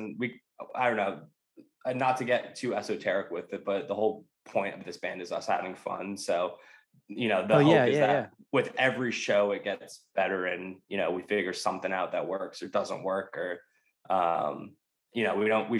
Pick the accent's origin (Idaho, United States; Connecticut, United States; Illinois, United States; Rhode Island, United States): Rhode Island, United States; Providence; So I'm from Providence, Rhode Island.